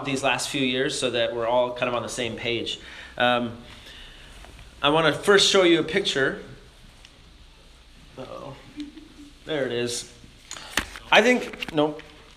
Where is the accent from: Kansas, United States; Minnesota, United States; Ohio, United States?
Minnesota, United States; moved away; I'm from Minnesota originally